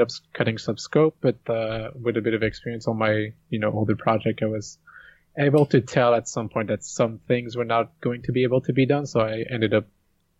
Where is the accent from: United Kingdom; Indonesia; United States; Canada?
Canada; Montreal, Quebec; Quebec, but more specifically, I'm from Montreal